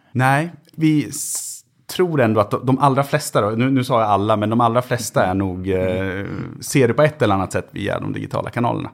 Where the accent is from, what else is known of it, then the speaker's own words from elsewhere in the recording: Köping, Västmanland, Sweden; moved away; jag har inte varit hemma i Köping på nästan två år